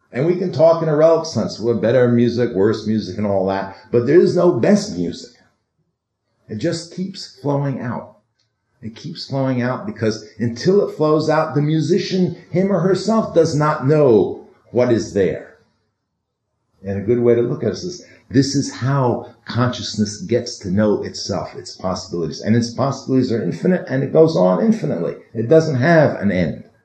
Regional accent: New York, United States; I grew up in New York.

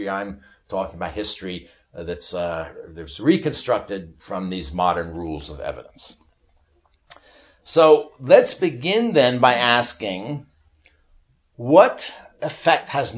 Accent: New York, United States; I'm from New York

